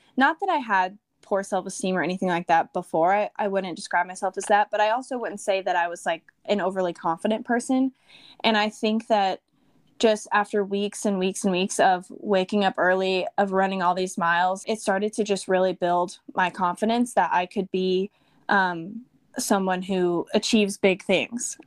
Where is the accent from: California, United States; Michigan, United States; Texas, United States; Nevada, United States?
Texas, United States; also born or lived in Austin, Texas; I'm born and raised in Texas. I grew up in a very small town and then moved to Austin after college